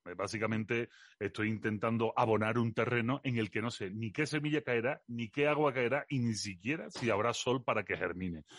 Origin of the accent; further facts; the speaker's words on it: Seville, Andalusia, Spain; accent: Andalusian; moved away as an adult; also born or lived in Belgium / Los Molares, Spain; now in Mexico; nací en Bélgica porque mis padres, mi madre es de Jaén y mi padre es sevillano Allí se fueron por cuestiones de la vida y de un señor que, que, inauguraba Pantano. Y mm, allí nací yo y en el año 82 recabé, recabé en Sevilla, en el barrio de San Diego